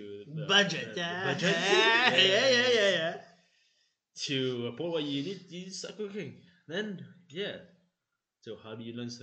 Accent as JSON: {"language": "English", "country": "Mauritius", "tie": "born or raised there", "moved": "as an adult", "said": "I grew up in Mauritius"}